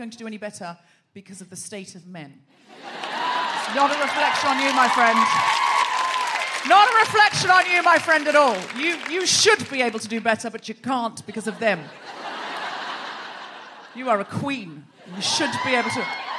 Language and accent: English; Australia; now in London, United Kingdom; I might remind you that I'm Australian.